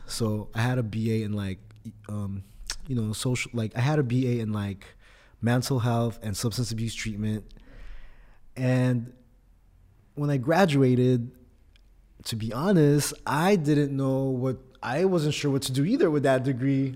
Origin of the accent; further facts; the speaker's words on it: Oxnard, California, United States; first language Tagalog; English is a second language; also born or lived in Philippines / Fullerton, California; now in San Diego, United States; born in the Philippines, but I grew up in Oxnard, California